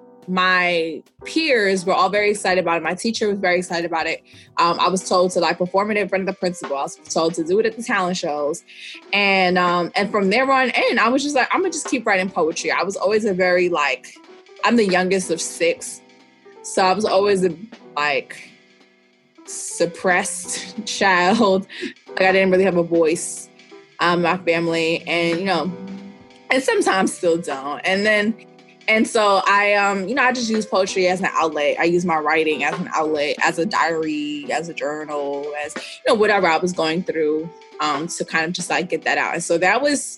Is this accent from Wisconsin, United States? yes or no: no; New York City, New York, United States; I'm from New York City, mm-hmm. The Bronx specifically, like born and raised